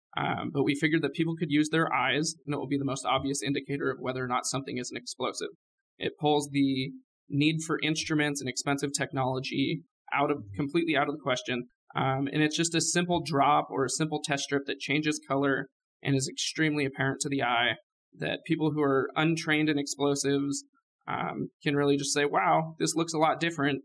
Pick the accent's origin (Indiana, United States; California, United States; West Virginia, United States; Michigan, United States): California, United States; now in Oklahoma, United States; I'm from California. I grew up out there